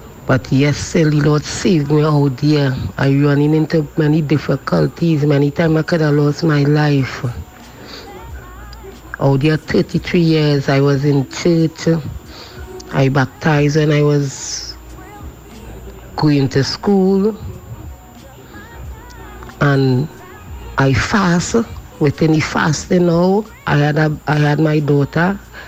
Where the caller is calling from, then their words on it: Maloney, Trinidad & Tobago; I'm calling from Maloney.